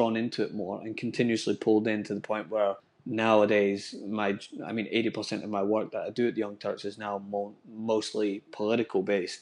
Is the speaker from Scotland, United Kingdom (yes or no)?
yes; Scotland, United Kingdom; now in United States; I grew up in Scotland where race wasn't really a conversation